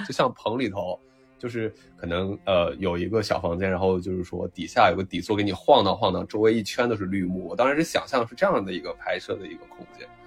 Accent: Northwest China, China; 我小时候成长的环境是那个西北的工业小城市

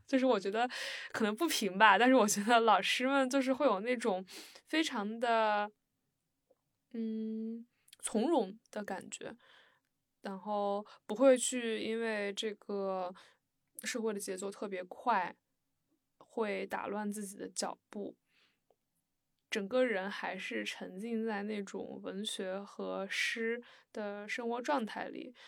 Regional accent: Shandong, China; 我来自沙东

